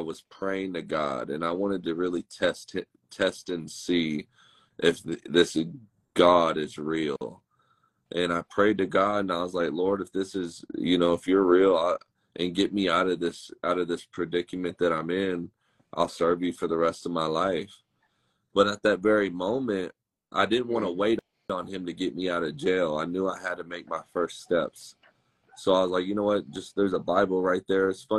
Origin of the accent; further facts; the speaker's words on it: Dallas, Texas, United States; I grew up in Dallas, Fort Worth, Texas